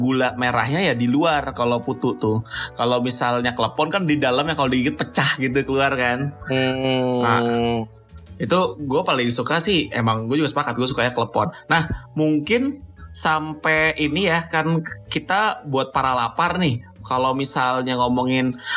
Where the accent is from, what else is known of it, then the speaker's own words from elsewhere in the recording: Jakarta, Indonesia; gue dari kecil juga pas lagi di Jakarta